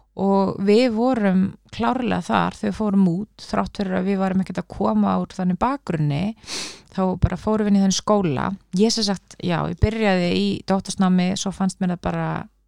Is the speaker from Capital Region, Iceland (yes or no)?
yes; Reykjavík, Capital Region, Iceland; Ég er úr Reykjavík, ég er bara fættu uppálan Reykjavík